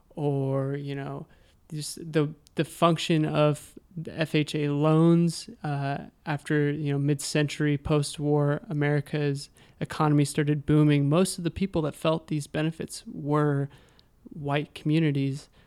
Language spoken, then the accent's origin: English; Sacramento, California, United States; moved away; I'm from Sacramento.